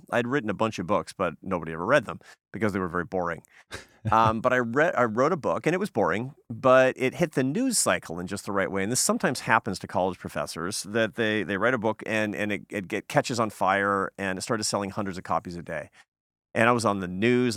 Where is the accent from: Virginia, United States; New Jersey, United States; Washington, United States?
Washington, United States; Seattle; moved away; my hometown in Seattle.